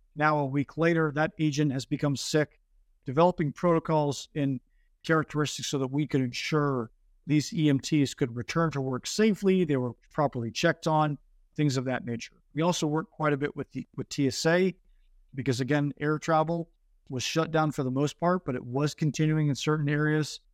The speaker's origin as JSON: {"language": "English", "region": "Northern California", "country": "United States", "tie": "born or raised there", "moved": "as an adult", "said": "I grew up originally in Northern California"}